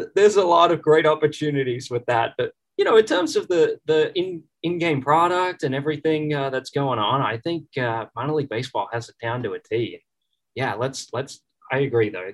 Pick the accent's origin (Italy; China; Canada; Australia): Australia; Melbourne, Victoria; moved away as an adult; now in Chattanooga, United States; my hometown team